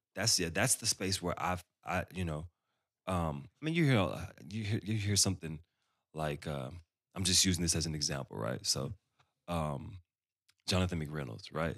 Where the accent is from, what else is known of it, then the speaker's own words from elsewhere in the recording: Dallas, Texas, United States; Growing up in Dallas, I grew up around all these incredible musicians